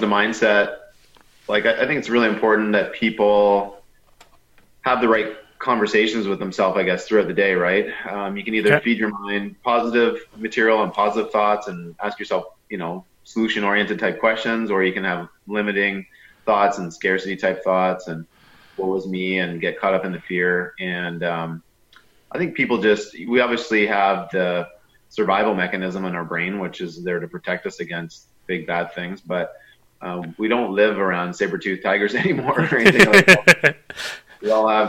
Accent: Sarnia, Ontario, Canada; I'm born and raised in Sarnia, Ontario

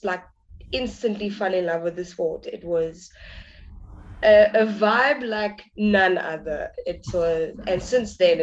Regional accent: Cape Town, Western Cape, South Africa; I'm from Cape Town, South Africa.

